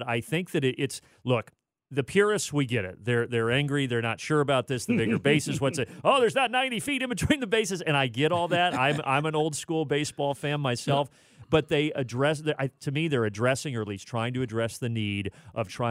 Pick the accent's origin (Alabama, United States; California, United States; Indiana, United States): Indiana, United States; now in Atlanta, United States; I'm originally from Indiana.